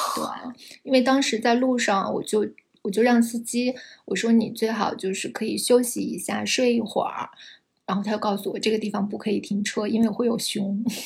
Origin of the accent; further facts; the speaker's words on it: China; 我们就是，中国人